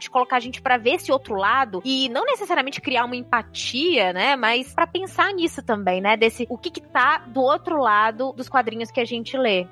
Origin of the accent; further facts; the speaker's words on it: Minas Gerais, Brazil; do time dos mineiros aqui